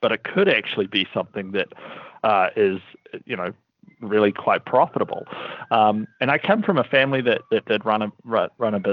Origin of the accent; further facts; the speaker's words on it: Wellington, New Zealand; accent: New Zealand; We're headquartered out of Wellington, New Zealand, which is also where my accent is from